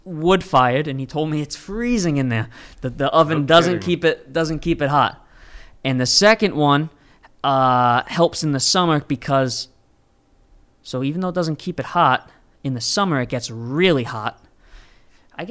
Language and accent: English; Fall River, Massachusetts, United States; I grew up in Fall River